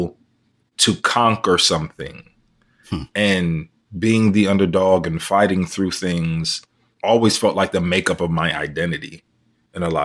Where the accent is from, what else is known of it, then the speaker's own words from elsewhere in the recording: New York City, New York, United States; also born or lived in Queens, New York / Brooklyn, New York; I am from Harlem, New York. I was born in Queens, raised in Harlem, lived in Brooklyn for 8 years